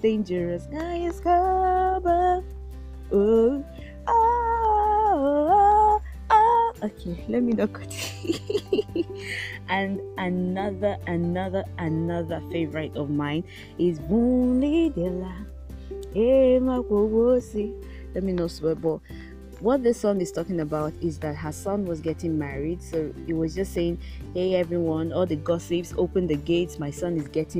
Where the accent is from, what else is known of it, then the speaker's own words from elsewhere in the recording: Nigeria; As a Nigerian child, growing up